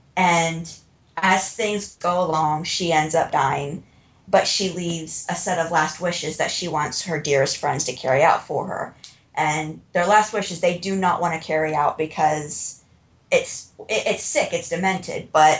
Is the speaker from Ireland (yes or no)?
yes; Ireland; I'm Irish. And the rule with real Irish people is if there were no bad luck, we would have none.